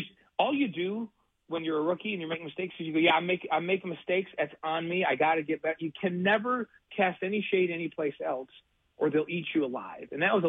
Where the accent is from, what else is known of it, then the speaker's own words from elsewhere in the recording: New York, United States; moved away; my home state, and the Buffalo Bills.